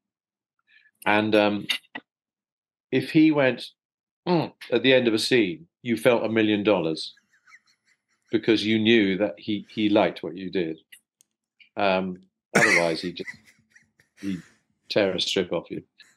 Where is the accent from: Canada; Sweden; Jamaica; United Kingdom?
United Kingdom; London; I was born and brought up in South London, so I'm a South Londoner.